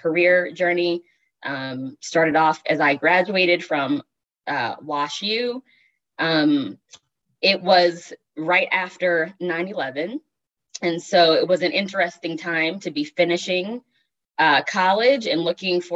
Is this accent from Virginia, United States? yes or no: yes; Richmond, Virginia, United States; now in St. Louis, United States; I am originally from the Richmond area